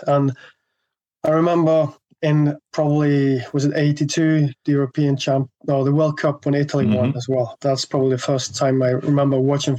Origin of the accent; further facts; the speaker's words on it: Bergen, Vestland, Norway; English is a second language; also born or lived in England; I grew up in the middle of the city centre of Bergen in the early 80s.